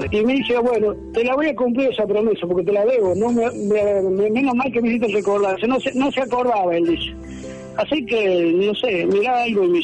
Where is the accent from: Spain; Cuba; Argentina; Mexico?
Argentina; La Salada, Córdoba; moved away; éramos todos de Córdoba, y yo me volví al, a mi pueblo, La Salada, que era un pueblito chiquito, humilde, que yo vivía en el campo.